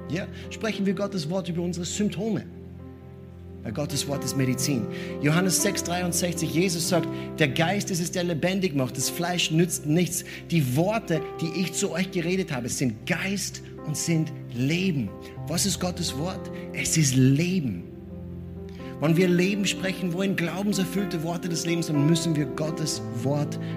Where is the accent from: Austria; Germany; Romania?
Austria; wir Österreicher, ich bin Österreicher.